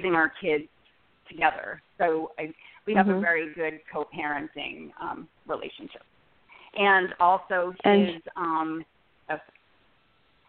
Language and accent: English; New York City, New York, United States; moved away as an adult; now in San Francisco Bay Area, United States; I'm originally from the New York City area